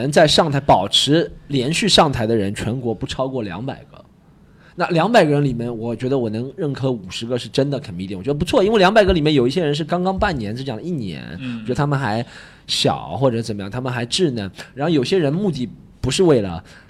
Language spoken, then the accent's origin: Chinese; Shanghai, China; 就是把我们上海人都讲成那样子了的。